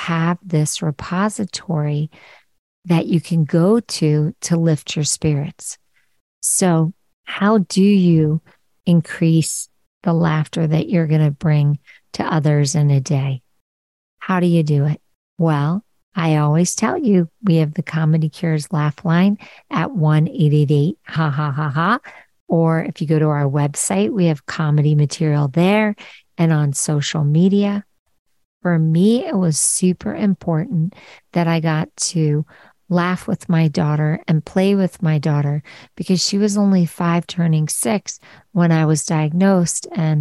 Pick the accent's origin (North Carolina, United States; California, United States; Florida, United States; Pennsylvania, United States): Pennsylvania, United States; Philadelphia; I'm from Philly and I grew up on the Parkway